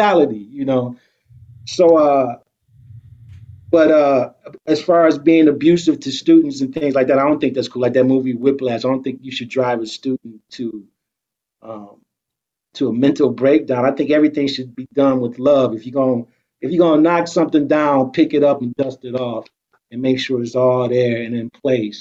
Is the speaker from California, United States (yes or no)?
no; Detroit, Michigan, United States; moved away; also born or lived in New York